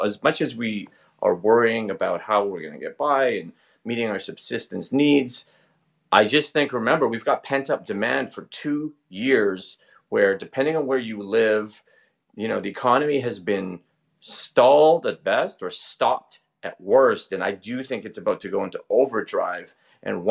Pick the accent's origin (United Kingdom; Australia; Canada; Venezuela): Canada; I say this as a Canadian